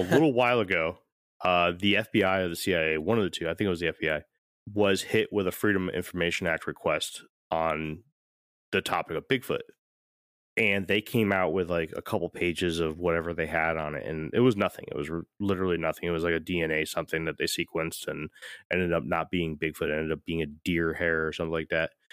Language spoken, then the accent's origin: English; St. Petersburg, Florida, United States; moved away; also born or lived in Connecticut; I'm from, I'm from Saint Pete, Tampa, right? I mean, I was born in Connecticut, but I spent a good amount of my time in Saint Petersburg, which is right next to Tampa